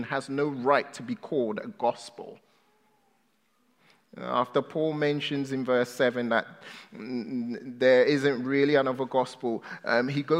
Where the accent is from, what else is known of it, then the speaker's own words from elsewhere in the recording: United Kingdom; now in United States; I'm British.